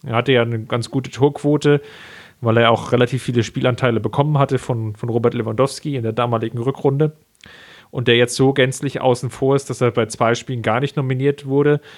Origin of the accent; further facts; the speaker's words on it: Germany; als, als Mitteleuropäer, als Deutsche